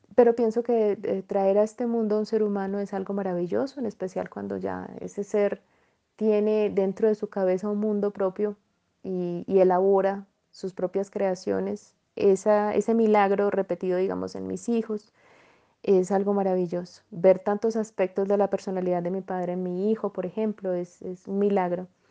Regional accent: Jericó, Antioquia, Colombia; also born or lived in Medellín, Colombia; Yo nací en Medellín, Colombia, pero me trasladé a vivir a los ocho añitos a el municipio de Jericó, Antioquia

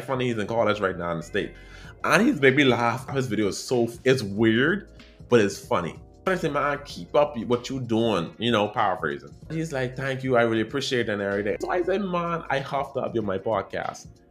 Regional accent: Bahamas; accent: Caribbean

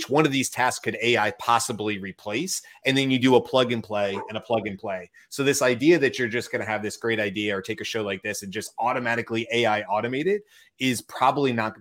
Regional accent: United States; as an American

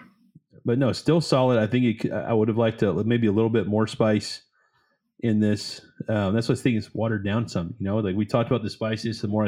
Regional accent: United States; I'm American.

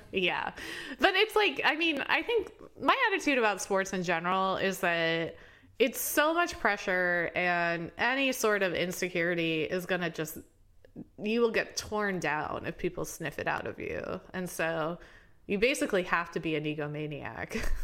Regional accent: Indianapolis, Indiana, United States; moved away; also born or lived in Baltimore; I'm from Indianapolis

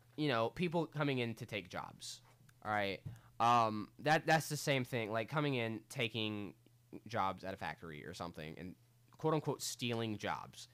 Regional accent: United States; I'm an American

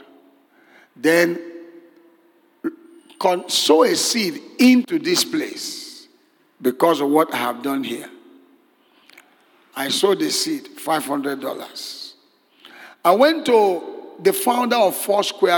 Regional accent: Nigeria; I'm from Nigeria

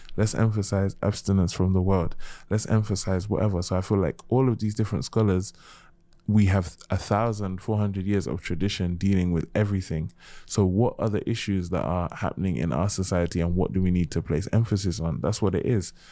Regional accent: United Kingdom; also born or lived in Gambia / Nigeria / Senegal; being British, being Muslim, being African, being Gambian, being Nigerian, being Senegalese

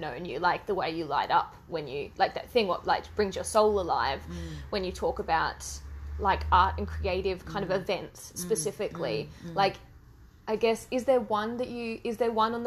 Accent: Australia; I grew up in Australia

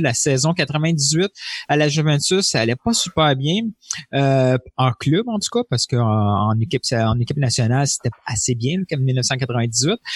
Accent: Montreal, Quebec, Canada; en tant que Montréalais, en tant que Québécois

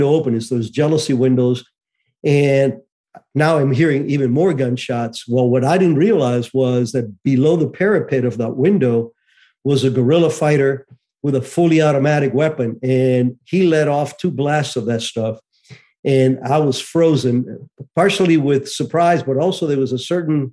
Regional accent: Cuba; moved away; I was born in Cuba in 1951

